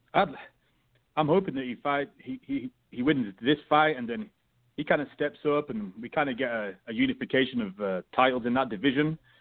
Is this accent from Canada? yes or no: no; United Kingdom; I'm British